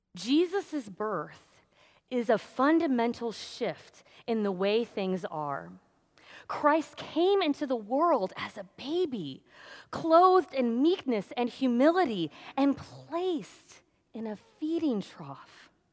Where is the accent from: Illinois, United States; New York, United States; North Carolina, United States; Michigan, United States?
Illinois, United States; Danville; moved away; I grew up in Danville, which is just down the road from Champaign